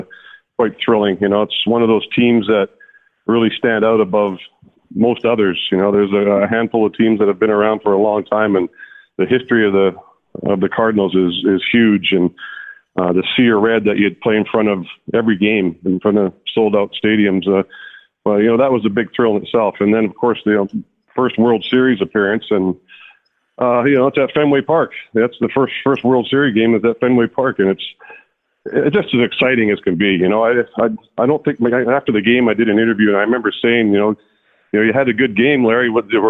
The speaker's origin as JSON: {"language": "English", "country": "Canada", "tie": "born or raised there", "said": "just the way the city is situated in the mountains. That's what I grew up with in Canada."}